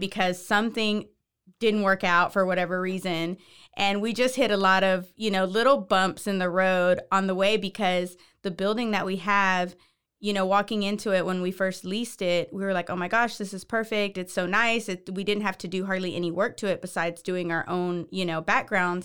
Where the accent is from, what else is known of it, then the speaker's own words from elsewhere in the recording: Houston, Texas, United States; moved away as an adult; now in Waco, United States; I am not originally from Waco. I'm from Houston, but I've been